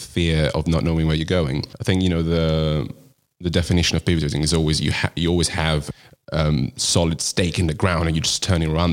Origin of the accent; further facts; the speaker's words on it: Italy; moved away as an adult; now in London, United Kingdom; I'm originally from Italy and I moved to London 6 years ago